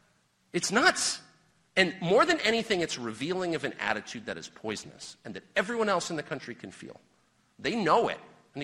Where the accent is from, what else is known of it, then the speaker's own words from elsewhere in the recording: United States; I am an American. I was born here. I will die here.